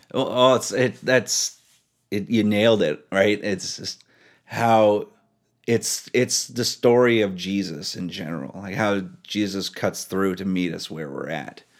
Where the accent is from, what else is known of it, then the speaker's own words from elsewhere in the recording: Powell River, British Columbia, Canada; also born or lived in Alaska; I grew up in a small town called Powell River.